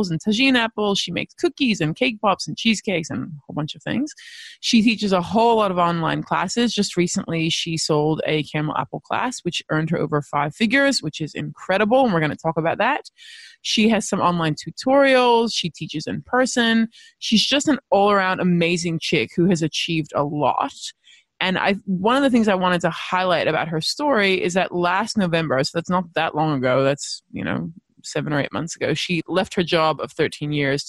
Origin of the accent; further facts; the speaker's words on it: Los Angeles, California, United States; moved away; I grew up in Los Angeles